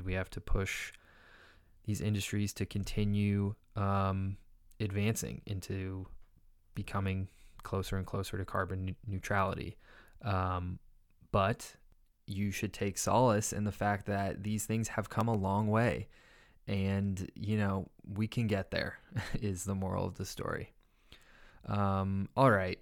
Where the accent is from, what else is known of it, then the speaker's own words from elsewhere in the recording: California, United States; California, my home state.